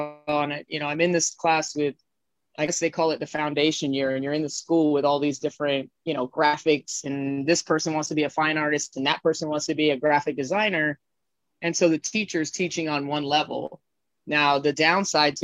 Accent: Miami Beach, Florida, United States; also born or lived in Brooklyn / California / Los Angeles; now in Hollywood, United States; I grew up in Florida

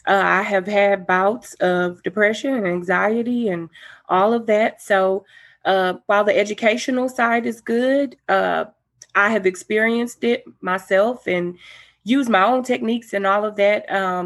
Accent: Galveston, Texas, United States; I'm from Galveston, Texas.

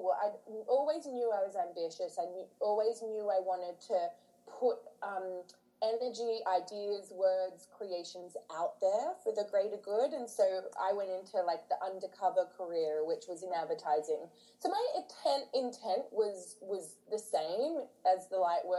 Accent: near Manly, New South Wales, Australia; now in London, United Kingdom; I grew up in Australia in this little, like, not a little coastal town, it's near Manly

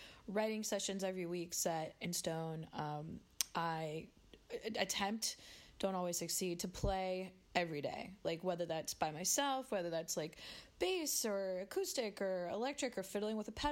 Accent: Phoenix, Arizona, United States; moved away as an adult; also born or lived in Washington, D.C.; now in New York City, United States; I grew up in Phoenix, Arizona, and went to school in D.C. and then sort of found my way to New York by following a boy.

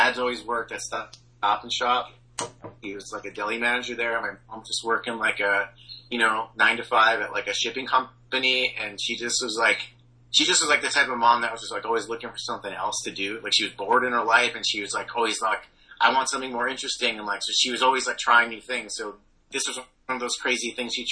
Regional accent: Wallingford, Connecticut, United States; moved away; I grew up in a small town called Wallingford in Connecticut.

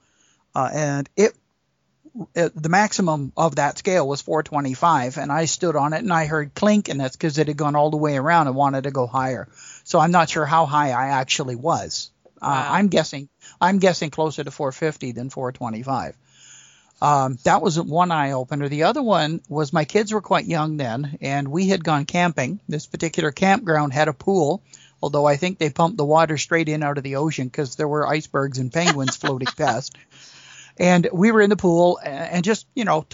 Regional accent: Lower Mainland, British Columbia, Canada; I was born and raised in the Lower Mainland of BC, and in 1968, my dad moved his business to a small town way up north

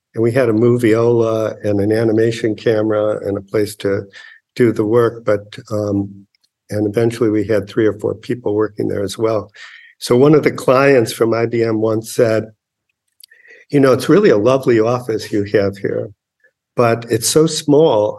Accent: Chicago, Illinois, United States; I grew up in Chicago in public schools

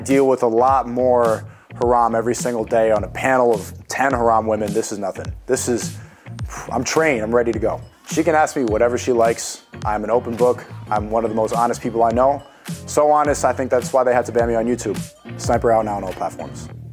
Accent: New York City, New York, United States; now in London, United Kingdom; I grew up, uh, I was born in New York City

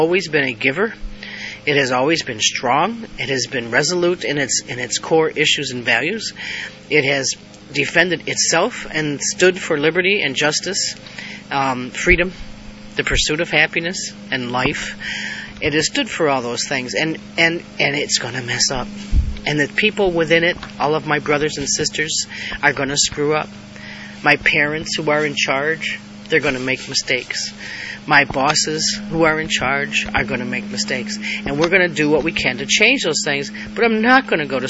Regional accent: United States; being American. I live in the greatest country in the world

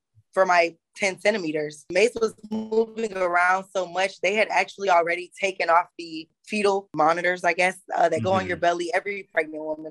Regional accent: Florida, United States; moved away as an adult; now in Greensboro, United States; I was born and raised in Florida before I came to Greensboro, North Carolina, actually, in November of 2016

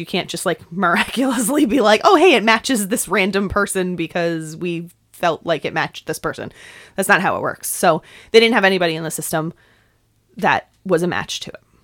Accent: New York, United States; accent: New York; my New York accent

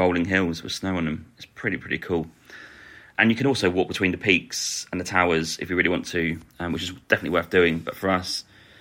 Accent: Norwich, East of England, United Kingdom; we're from Norwich

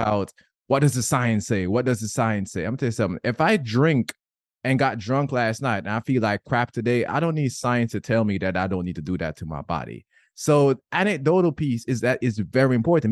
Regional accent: Jamaica; I'm Jamaican

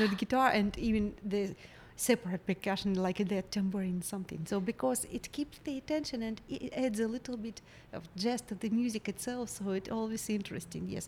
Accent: Kharkiv, Kharkiv Oblast, Ukraine; English is a second language; moved away as an adult; now in Charleston, United States; my hometown mm-hmm. in Kharkiv

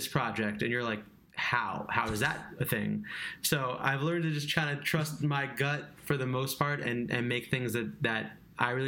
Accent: Long Island, New York, United States; I grew up in Long Island

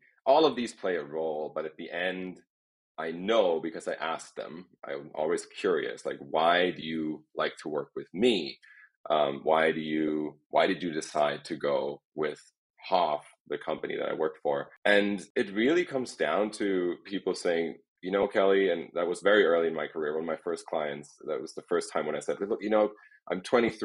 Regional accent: near Heidelberg, Baden-Württemberg, Germany; moved away as an adult; now in Los Angeles, United States; I was born in Germany, in a small town next to Heidelberg, where I grew up

